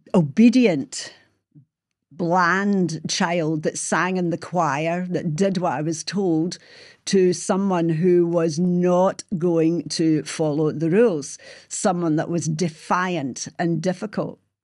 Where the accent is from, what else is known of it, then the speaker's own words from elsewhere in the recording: Glasgow, Scotland, United Kingdom; how I was brought up and living in Springburn in the sixties